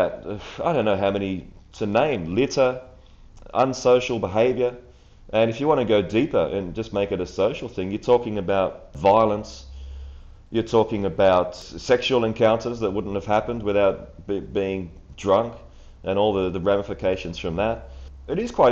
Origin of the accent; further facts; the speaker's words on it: Australia; as a kid growing up in Australia and supporting the Socceroos